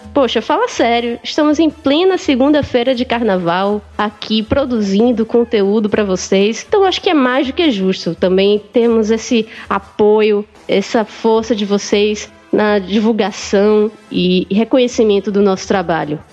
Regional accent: Northeast Region, Brazil; accent: nordestina; eles não perceberam o meu sotaque de nordestina

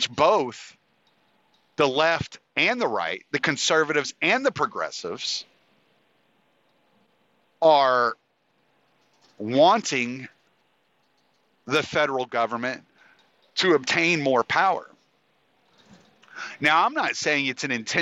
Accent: Moss Bluff, Louisiana, United States; my hometown of Moss Bluff, Louisiana

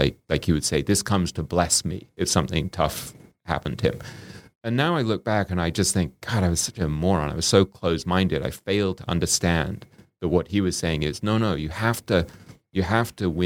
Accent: England, United Kingdom; me growing up in England

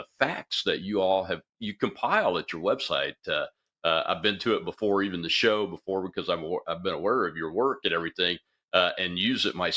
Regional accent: Mississippi, United States; from Mississippi, my home state

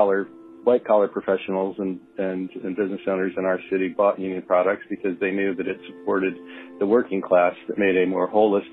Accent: Fort Wayne, Indiana, United States; I grew up in the 60s and 70s in Fort Wayne, Indiana, where it was a robust industrial union economy.

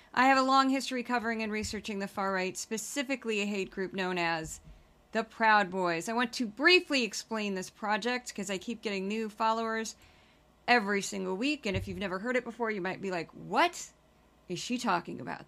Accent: Midwest, United States; I do my Midwestern voice, you know, 'cause I'm from the Midwest

